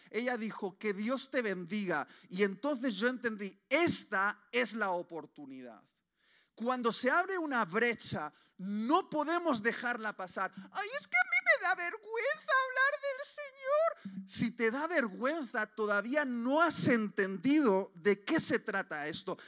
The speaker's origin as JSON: {"language": "Spanish", "region": "Basque Country", "country": "Spain", "said": "como buen vasco"}